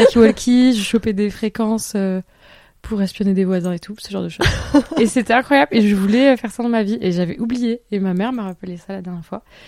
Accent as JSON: {"language": "French", "town": "Toulouse", "region": "Occitania", "country": "France", "also_born_or_lived": "Bordeaux / Paris", "moved": "as an adult", "said": "j'étais de Toulouse"}